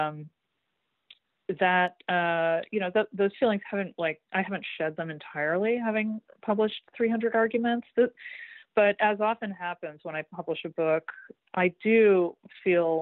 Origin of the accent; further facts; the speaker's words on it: Greater Boston, Massachusetts, United States; growing up in Greater Boston, and just the what it's like to grow up in a town where the social pecking order of the 17th century is more or less unchanged in the 20th when I was growing up